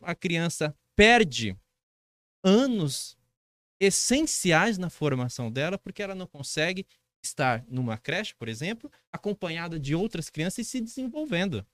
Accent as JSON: {"language": "Portuguese", "town": "Dracena", "region": "São Paulo", "country": "Brazil", "said": "Sou de Dracena, moro em Dracena, sou servidor público"}